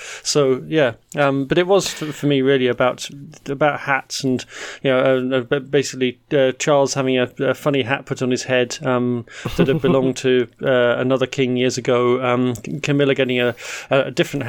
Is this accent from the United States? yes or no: no; United Kingdom; moved away as an adult; now in Netherlands; growing up in Britain